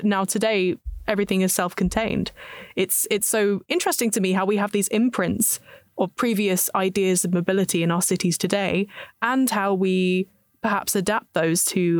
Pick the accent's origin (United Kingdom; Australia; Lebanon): United Kingdom; South East England; accent: British; moved away; also born or lived in London; I'm from England, obviously, with my extremely British accent. But I'm also from the south, close to London, and I used to live and work there.